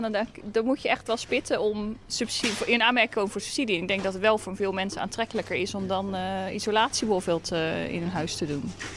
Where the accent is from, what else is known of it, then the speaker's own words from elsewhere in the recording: Rotterdam, South Holland, Netherlands; moved away as an adult; also born or lived in Dreischor, Schouwen-Duiveland; now in Schouwen-Duiveland, Netherlands; Ik kreeg werk in Middelburg en ik kom uit Rotterdam